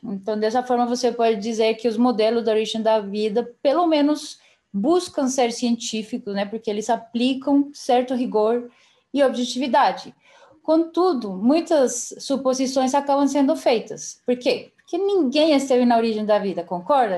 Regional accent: Colombia; Portuguese is a second language; moved away as an adult; also born or lived in Belo Horizonte, Brazil / São Paulo, Brazil; now in Brazil; Eu sou colombiana. É, eu moro no Brasil faz sete anos e meio, quase oito

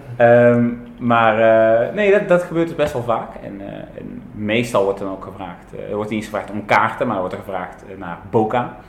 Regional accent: Tilburg, North Brabant, Netherlands; moved away as an adult; now in Buenos Aires, Argentina; ik kom oorspronkelijk uit Tilburg

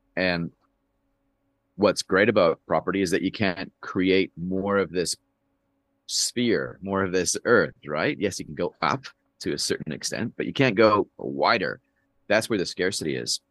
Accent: Canada; now in New Zealand; I've lived more of my, more of my life here than I have in Canada, where I'm from.

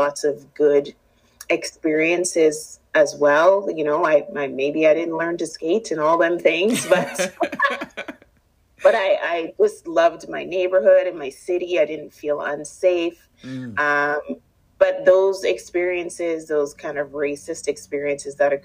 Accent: Winnipeg, Manitoba, Canada; I'm born and raised here in Winnipeg, and I grew up in Transcona

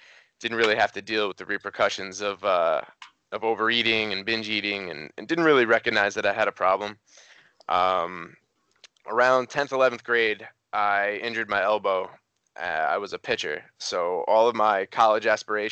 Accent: New York, United States; moved away as an adult; also born or lived in Cincinnati; I moved to Cincinnati. I'm from New York originally

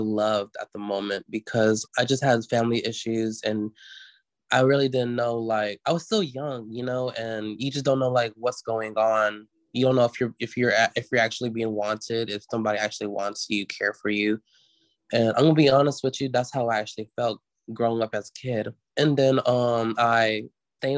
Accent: Choctaw, Mississippi, United States; moved away as an adult; also born or lived in Oklahoma; now in Memphis, United States; I'm originally from Pearl River community, which is like the headquarters of our tribe

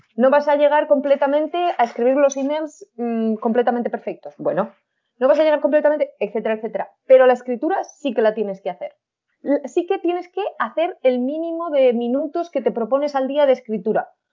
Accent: Huesca, Aragon, Spain; accent: Spanish; con mi acento español

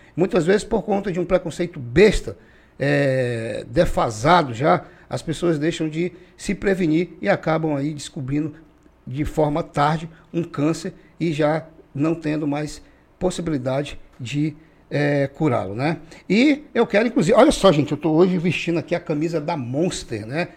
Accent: Acre, Brazil; eu sou acriano, nato, né, raiz daqui do Acre

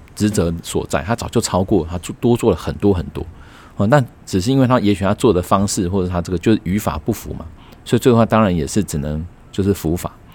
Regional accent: Taiwan; 我们台湾人反而是，呃，有钱的家长，啊，有，有等于是经济实力好的家长，啊，让孩子以后上大学上了一个公立的

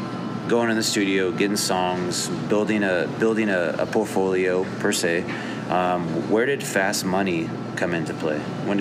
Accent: Fort Scott, Kansas, United States; I went to high school in Kansas, so I feel you. Fort Scott, small ass town.

